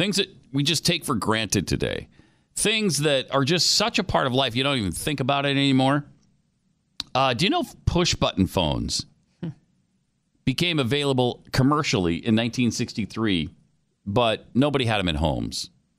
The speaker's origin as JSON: {"language": "English", "town": "Helena", "country": "United States", "tie": "born or raised there", "said": "in my hometown. On the main streets of Helena"}